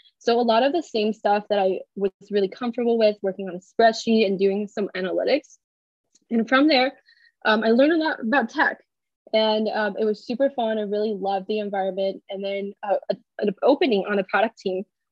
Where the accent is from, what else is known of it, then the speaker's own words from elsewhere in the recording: China; moved away as an adult; now in United States; I was born and raised in China